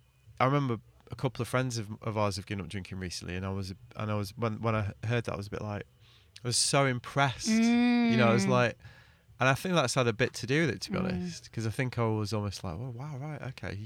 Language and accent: English; the north of England, United Kingdom; I grew up in the north of England, like, you know, it's part of the culture. I'm English, you know